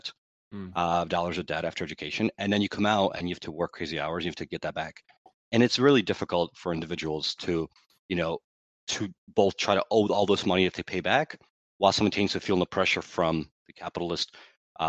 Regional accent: Ukraine; now in United States; I was born in Ukraine

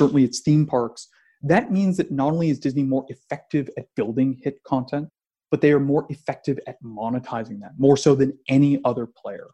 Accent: Canada; I'm Canadian

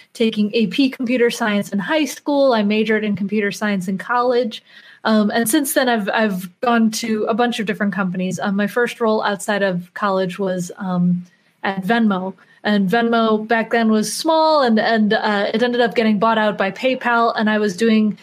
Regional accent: Chicago, Illinois, United States; moved away; I'm originally from Chicago, so it's nice to be back home

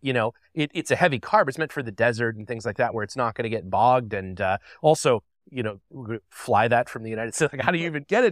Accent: Canada; I'm from Canada

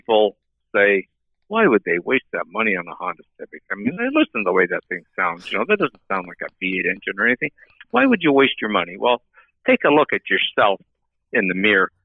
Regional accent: Ottawa, Ontario, Canada; I'm from Ottawa, Ontario, Canada

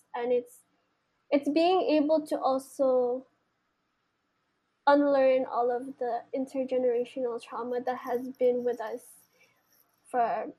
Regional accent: Philippines; And I feel like as a Filipino, it's our duty and our call to continue to be resilient as what is already embedded in us.

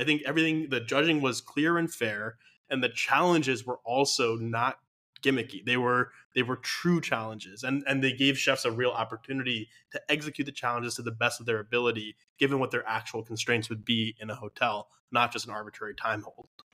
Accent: United States; as a American viewer

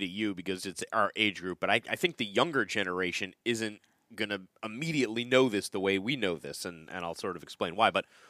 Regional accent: United States; accent: American; they just love my American accent so much that they can't resist it.

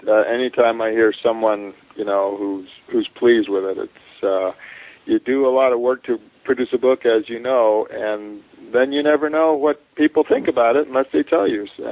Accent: Santa Barbara, California, United States; also born or lived in Canada; now in Provo, United States; I'm from Canada and grew up in California.

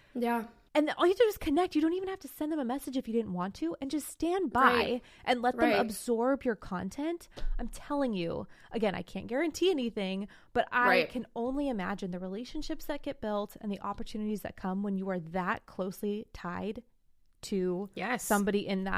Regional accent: Morgan Hill, California, United States; Realistic would actually be in my hometown of Morgan Hill, California. Whoop, whoop. I don't live there now, but my hometown.

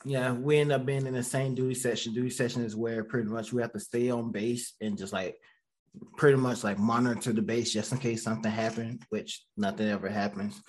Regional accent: Georgia, United States; moved away as an adult; now in Raleigh, United States; I'm from Georgia, a little small town in Georgia

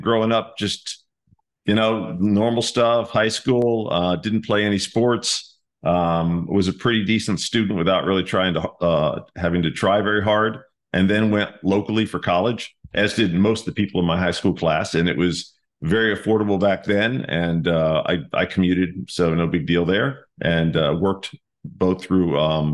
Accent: Laurel, Maryland, United States; also born or lived in Burtonsville, Maryland; I'm from right here. I grew up in Laurel, Maryland, Burtonsville, Maryland, right there, which is halfway between Washington and Baltimore

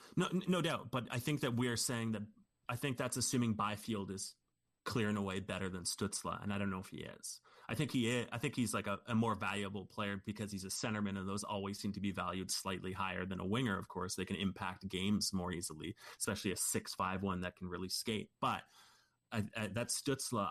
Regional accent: Canada; we're Canadian

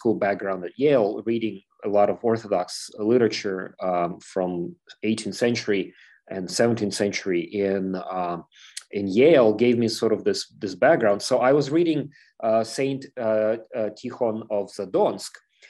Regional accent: Ukraine; And of course, I'm from Ukraine, so this is a very familiar subject to me, but I wanted to learn more.

